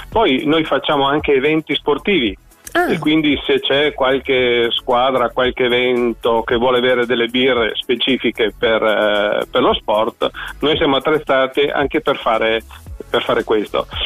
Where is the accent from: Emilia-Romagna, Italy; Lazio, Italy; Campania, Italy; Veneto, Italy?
Veneto, Italy; Verona; siamo di Verona.